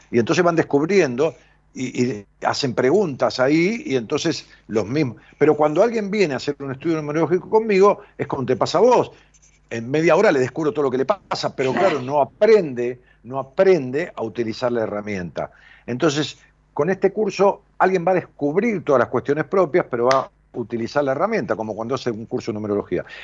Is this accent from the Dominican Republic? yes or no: no; San Pedro, Argentina; De San Pedro.